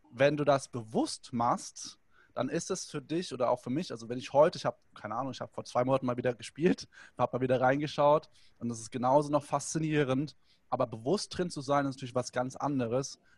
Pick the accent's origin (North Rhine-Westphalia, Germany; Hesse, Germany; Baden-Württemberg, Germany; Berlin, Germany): Hesse, Germany; Hanau; oder ich durfte bei anderen mitgehen, weil alleine hätte ich mich nicht getraut, in die Dorfdisco zu gehen bei uns in Hanau.